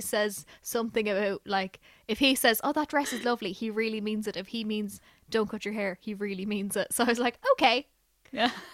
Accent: Ireland; we're Irish

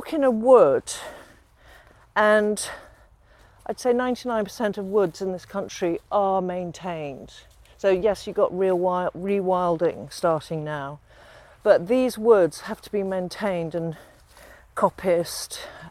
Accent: London, United Kingdom; I was born in London.

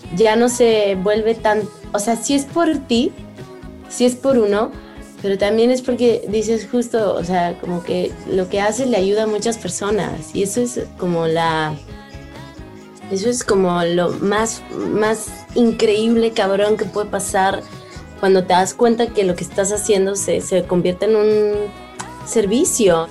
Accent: Mexico; soy mexicana

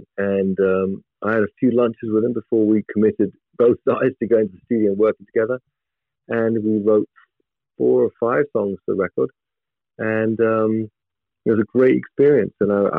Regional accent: England, United Kingdom; being English and part of our culture is we people are transparent to us

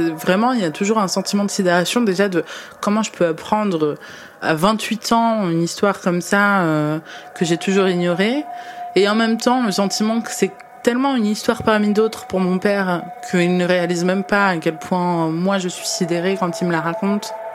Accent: France; en France, en tant que franco-algérienne

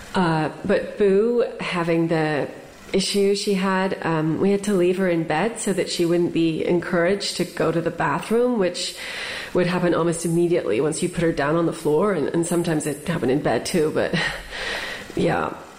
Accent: United States; as an American

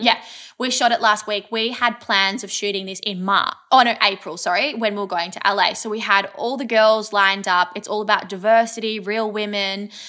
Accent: Kyneton, Victoria, Australia; growing up in Kyneton, we had, um, a wood fire pizza place

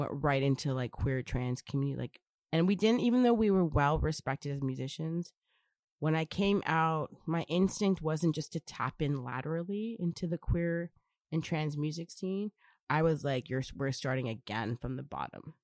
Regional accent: Brampton, Ontario, Canada; I was born and raised in Brampton

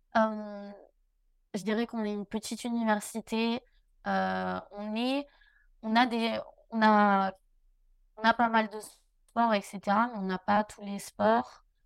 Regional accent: Albi, Occitania, France; moved away as an adult; now in United States; j'ai grandi du coup à Albi.

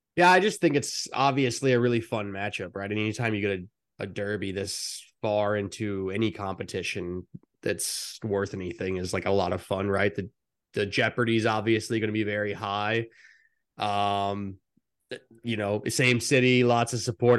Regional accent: United States

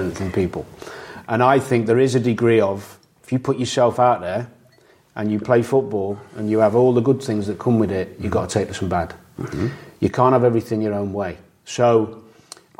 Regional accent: Chester, North West England, United Kingdom; I was from Chester

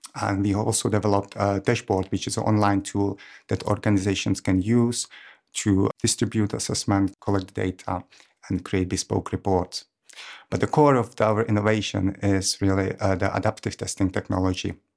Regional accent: Czechia; moved away as an adult; now in Cambridge, United Kingdom; I'm from Czech Republic, but I've been in Cambridge since two thousand ten

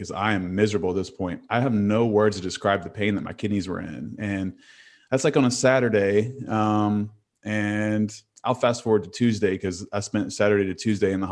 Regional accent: Huntington, West Virginia, United States; I'm from Huntington, West Virginia.

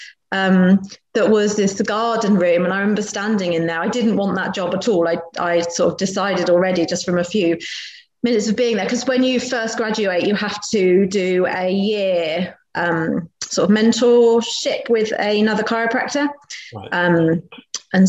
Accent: Wiltshire, South West England, United Kingdom; moved away; also born or lived in Berkhamsted; I grew up in down in Wiltshire, so sort of out in the sticks.

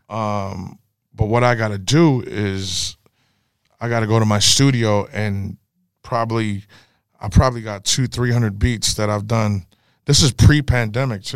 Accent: the Bay Area, California, United States; Growing up in the Bay, we had our lingo

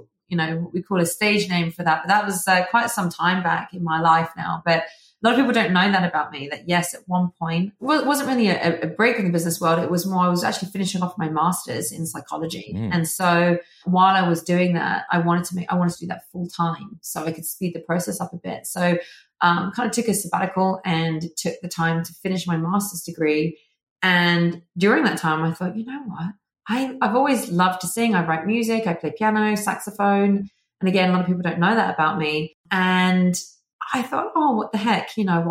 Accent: England, United Kingdom; accent: British; now in Arizona, United States; as you can tell from the accent, I am originally from England, the UK, but now I reside in Arizona

